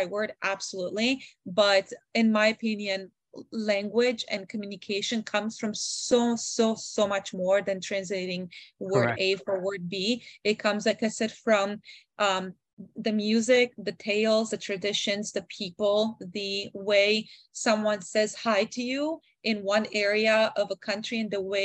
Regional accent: Canada; growing up in Canada, I was able to learn a little bit of language

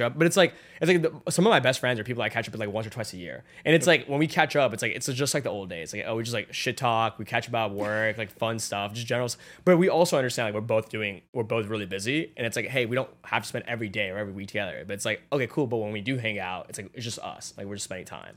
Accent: Atlanta, Georgia, United States; moved away as an adult; now in New York, United States; I grew up in Atlanta, like, with my family, f, like, right there, and then I moved to New York

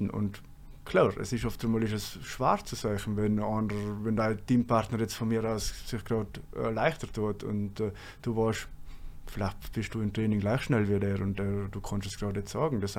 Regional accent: Trentino-Alto Adige, Italy; accent: South Tyrolean; now in Bremen, Germany; Mein Dialekt, auf jeden Fall. Dass ich gerne Kaminwurzen habe und Knädel.

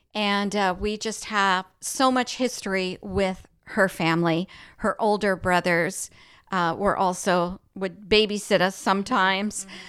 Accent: El Paso, Texas, United States; we grew up in El Paso, Texas

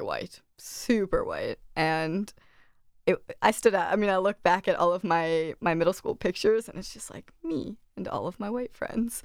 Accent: Delaware, United States; I grew up in Delaware my whole life

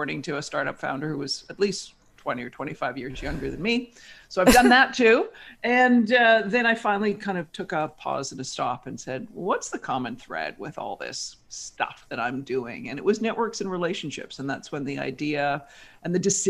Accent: Victoria, British Columbia, Canada; moved away as an adult; also born or lived in Toronto, Canada; now in New York, United States; I grew up in Victoria, British Columbia, Canada

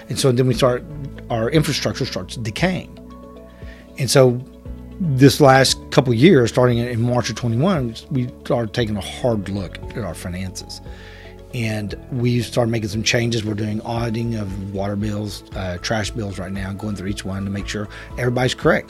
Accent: Chickasha, Oklahoma, United States; born and raised in Chickasha

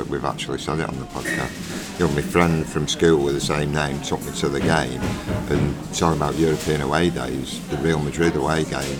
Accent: Manchester, North West England, United Kingdom; I'm from Manchester and live local

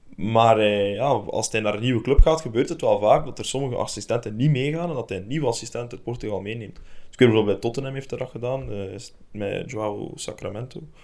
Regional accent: Belgium; now in Denmark; wij eigenlijk als Belgen

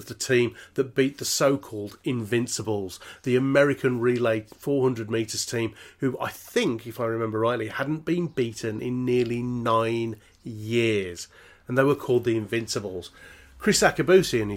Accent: Birmingham, West Midlands, United Kingdom; I'm from Birmingham.

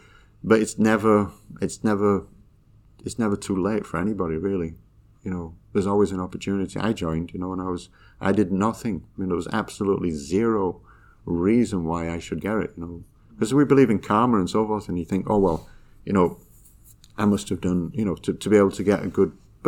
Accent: Yorkshire and the Humber, United Kingdom; moved away; we moved away from Yorkshire, but there was a lot of kind of like, I was always different

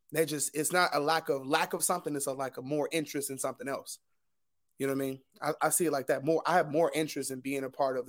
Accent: Detroit, Michigan, United States; now in Newark, United States; I'm teaching in Newark, I came from Detroit, I specifically wanted to teach in an urban inner city.

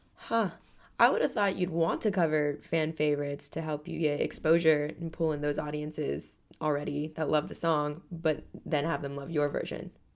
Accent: California, United States; We Californians are raised with the really astronomical high fucking price of rent

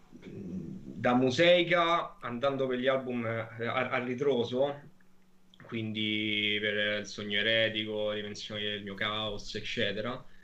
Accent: Ciociaria, Lazio, Italy

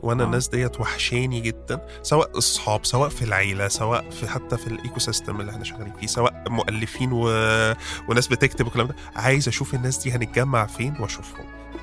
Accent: Monufia Governorate, Egypt; moved away; أنا من الريف وإلى الآن بروح الريف في المنوفية

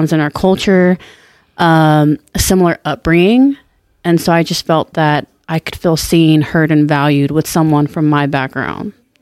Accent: Orange County, California, United States; I'm from Orange County, California. I was born and raised

